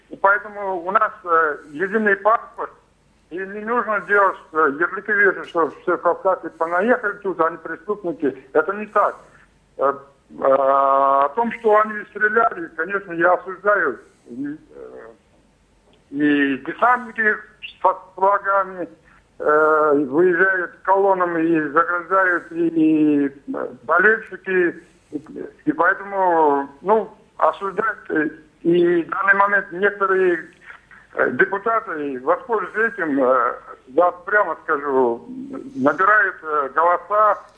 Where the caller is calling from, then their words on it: Moscow, Russia; я из Москвы.